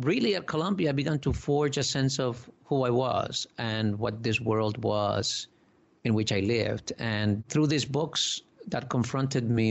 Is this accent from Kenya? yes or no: no; Dominican Republic; now in United States; I was born in the Dominican Republic, you know, an island